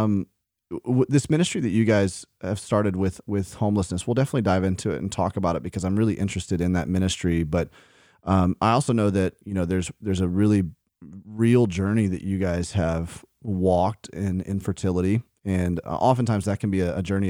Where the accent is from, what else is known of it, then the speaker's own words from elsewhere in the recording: Birmingham, Alabama, United States; accent: Southern; I grew up in Birmingham, where most of my time was spent